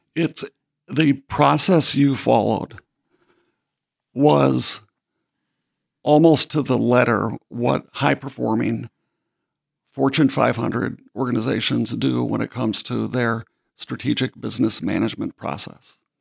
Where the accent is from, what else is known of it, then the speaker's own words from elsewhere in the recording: Baxter, Minnesota, United States; I'm from Minnesota, as you know. So coming from, from Baxter, Minnesota, which is pretty much the, a dot at the very center of the state of Minnesota